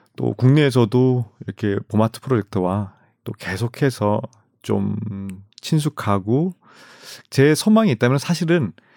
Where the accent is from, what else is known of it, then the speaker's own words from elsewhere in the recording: Gimcheon, North Gyeongsang, South Korea; moved away; 제 고향이 김천이지 않습니까